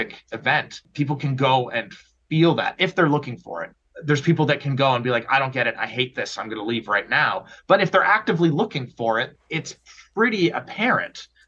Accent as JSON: {"language": "English", "town": "Oakville", "region": "Ontario", "country": "Canada", "tie": "born or raised there", "said": "I grew up in Oakville, so Southern Ontario"}